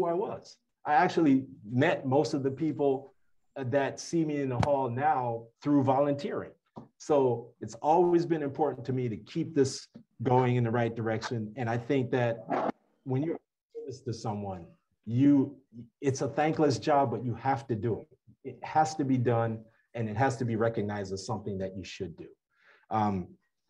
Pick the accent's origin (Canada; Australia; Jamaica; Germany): Jamaica; now in United States; I spent 6 years in there as a Jamaican citizen. I was actually holding a green card when I went into the US Navy.